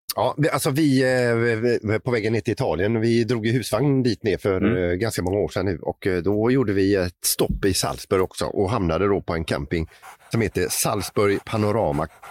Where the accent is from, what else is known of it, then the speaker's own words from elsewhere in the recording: Sweden; som svensk